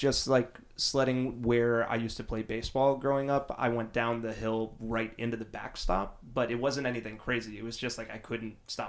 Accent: Short Hills, New Jersey, United States; moved away; also born or lived in Connecticut; Small little town, Short Hills in Jersey.

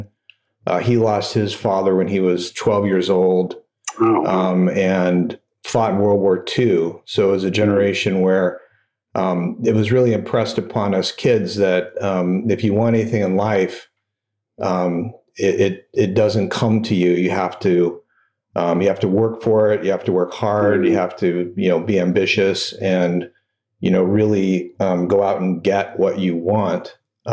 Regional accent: Phoenix, Arizona, United States; I grew up in Phoenix, Arizona

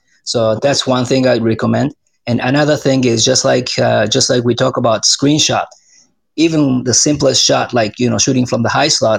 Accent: Japan; moved away as an adult; now in Arizona, United States; I'm from Japan

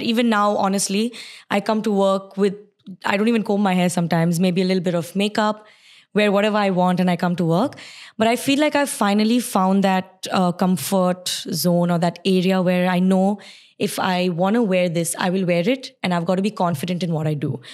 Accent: Sharjah, United Arab Emirates; also born or lived in Surat, India / Bahrain; now in Dubai, United Arab Emirates; it's Sharjah because I grew up in Sharjah. I stayed in Sharjah, but my school, college, work, everything was in Dubai

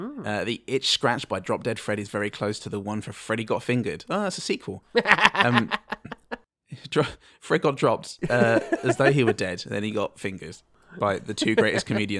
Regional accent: England, United Kingdom; I'm English, I don't know.

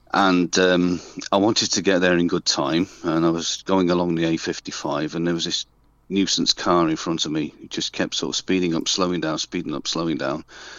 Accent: Birmingham, West Midlands, United Kingdom; when I first started with the Knievels, because I'm originally from Birmingham, I was the ….

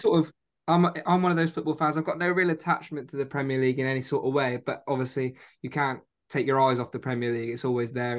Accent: Exeter, South West England, United Kingdom; born or raised there; also born or lived in Spain

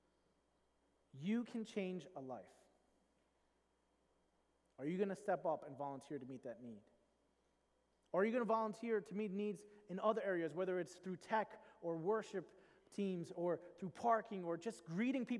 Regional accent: New York, United States; I grew up in New York

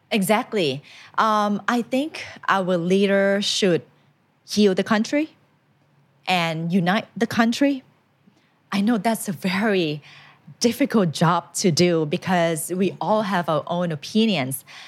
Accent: Thailand; English is a second language; I went to a Thai school

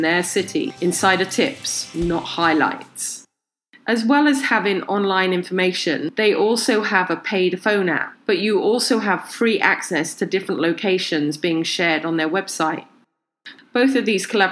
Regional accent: United Kingdom; now in Los Angeles, United States; I'm originally from the UK, and on a recent trip to my hometown in the UK

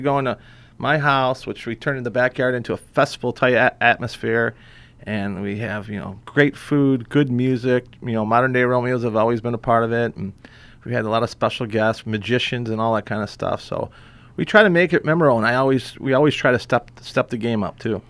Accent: McHenry, Illinois, United States; growing up in McHenry, Illinois

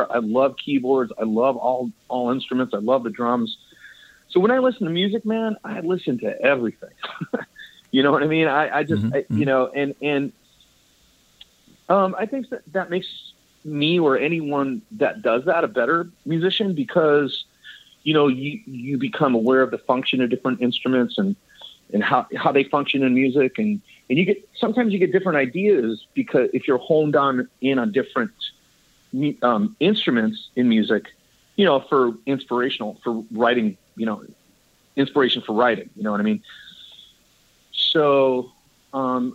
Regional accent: Dallas, Pennsylvania, United States; moved away as an adult; also born or lived in Hartford, Connecticut / Italy; now in California, United States; Then we moved to Pennsylvania and me and my brother grew up there

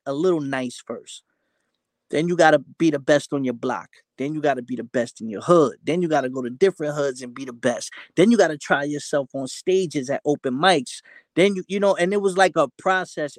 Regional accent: New York City, New York, United States; growing up in New York, especially 90s, early 2000s

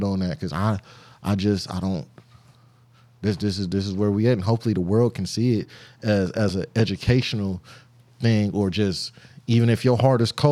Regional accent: Compton, California, United States

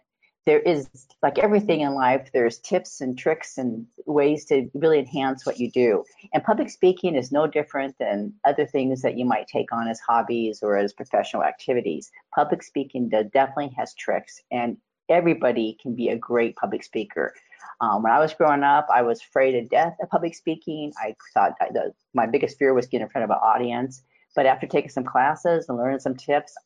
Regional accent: Montana, United States; I was born and raised in Montana

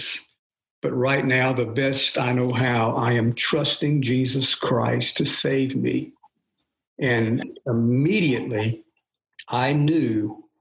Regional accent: Yazoo City, Mississippi, United States; I was born in Yazoo City, Mississippi

